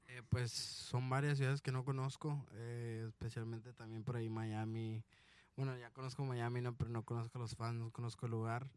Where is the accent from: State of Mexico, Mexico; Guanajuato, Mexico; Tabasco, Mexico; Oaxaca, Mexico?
Guanajuato, Mexico; also born or lived in Sonora; de Guanajuato